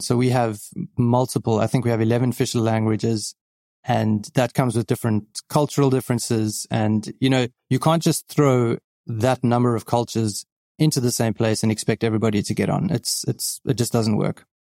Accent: Johannesburg, Gauteng, South Africa; moved away as an adult; now in Cape Town, South Africa; grew up in Johannesburg

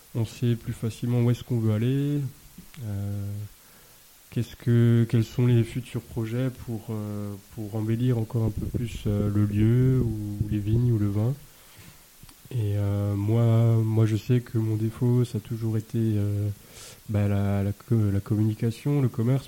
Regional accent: Alsace, Grand Est, France; also born or lived in Beaune; chez nous. En Alsace

